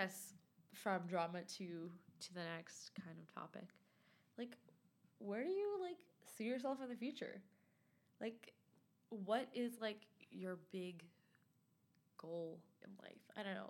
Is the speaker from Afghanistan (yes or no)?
yes; Afghanistan; So like I kind of want to go back home. So I'm from Afghanistan.